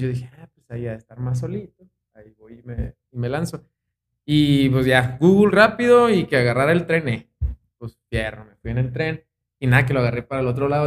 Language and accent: Spanish; Chihuahua, Mexico; pues soy un chihuahuense, de aquí toda mi vida, aquí viví toda mi vida